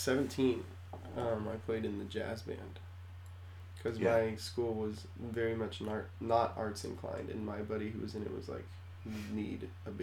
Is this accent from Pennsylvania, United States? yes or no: no; Sammamish, Washington, United States; I grew up on in the suburbs on the east side